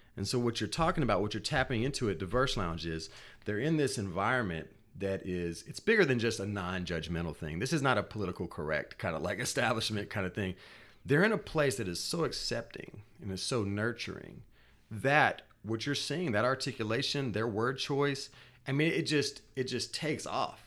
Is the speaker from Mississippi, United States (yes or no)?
yes; Natchez, Mississippi, United States; I was born in Natchez, Mississippi